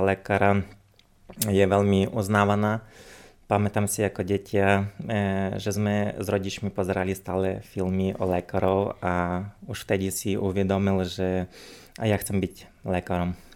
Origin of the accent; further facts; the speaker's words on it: Uzhhorod, Zakarpattia Oblast, Ukraine; moved away as an adult; now in Slovakia; pochádzam z Ukrajiny, konkrétne z mesta Užgorod, e, čo sa nachádza vlastne na hranici so Slovenskom.